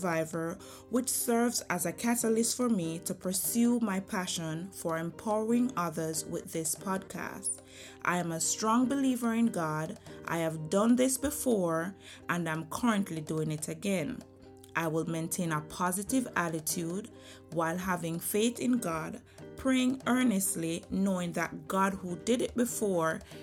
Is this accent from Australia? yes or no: no; Jamaica; moved away as an adult; now in United States; I was grown in Jamaica, born and raised in Jamaica, attended Alpha Academy. I transitioned to America in 2009